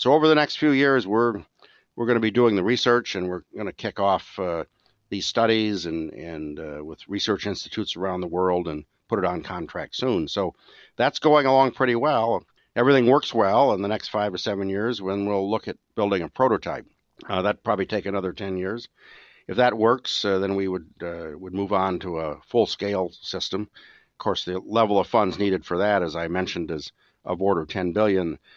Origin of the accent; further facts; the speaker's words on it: Michigan, United States; moved away; I grew up in Michigan